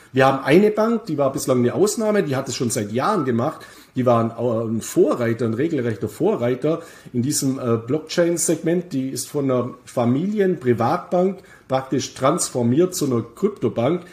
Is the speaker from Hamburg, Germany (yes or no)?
no; Bavaria, Germany; meine Heimat Bayern